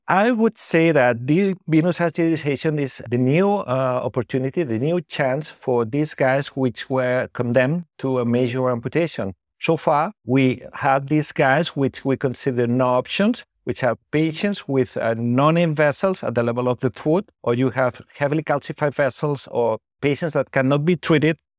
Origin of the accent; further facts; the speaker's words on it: Barcelona, Catalonia, Spain; moved away as an adult; also born or lived in Bilbao; I was born in Barcelona. So I was trained in, in Barcelona, the Hospital del Mar